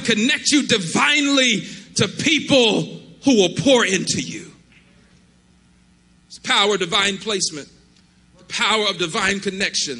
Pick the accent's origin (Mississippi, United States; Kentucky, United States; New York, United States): Mississippi, United States; we are from Mississippi